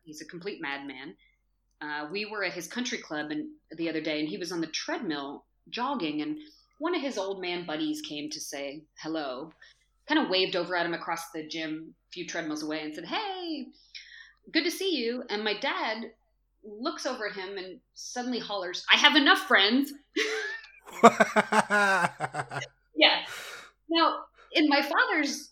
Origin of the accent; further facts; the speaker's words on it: Berkeley, California, United States; moved away as an adult; I was from Berkeley